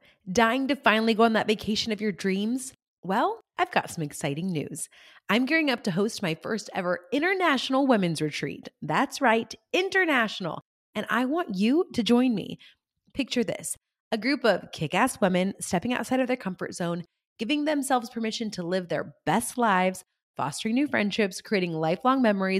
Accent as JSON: {"language": "English", "region": "California", "country": "United States", "tie": "born or raised there"}